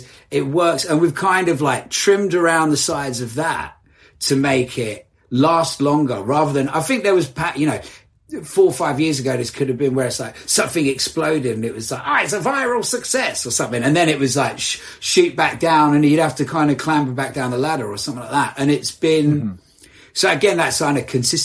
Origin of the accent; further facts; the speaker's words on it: Essex, East of England, United Kingdom; I grew up in Essex